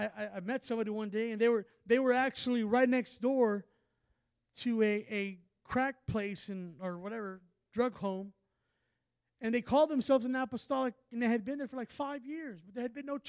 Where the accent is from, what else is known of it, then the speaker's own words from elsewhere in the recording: Texas, United States; I'm from Texas